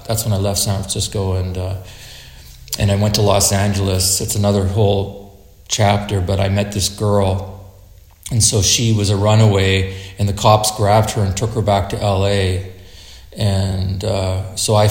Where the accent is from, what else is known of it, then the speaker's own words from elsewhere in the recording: Saskatoon, Saskatchewan, Canada; also born or lived in Alert Bay, British Columbia; I'm from Saskatoon.